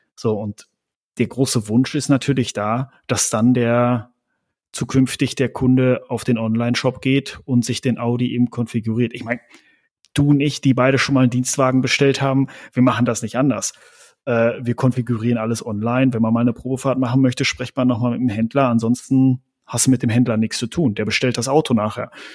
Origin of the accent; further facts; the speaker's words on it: Germany; als Deutsche